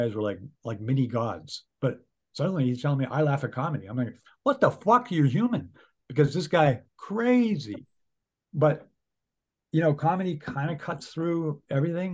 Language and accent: English; New York City, New York, United States; also born or lived in New Jersey; I lived in New Jersey in first grade or whatever, and I grew up in New York City. I kind of have the rhythm of the East Coast